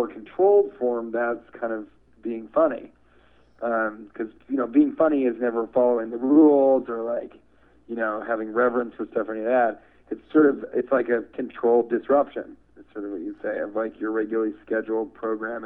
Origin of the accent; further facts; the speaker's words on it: Denver, Colorado, United States; moved away; also born or lived in Washington, D.C. / Chicago; I'm from Denver, Colorado